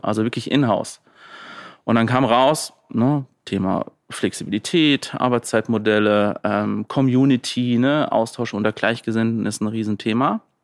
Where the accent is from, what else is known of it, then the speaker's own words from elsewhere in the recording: Landau, Rhineland-Palatinate, Germany; Also Landau in der Pfalz. Ähm, bin immer noch gerne da. Ähm, bin ich aufgewachsen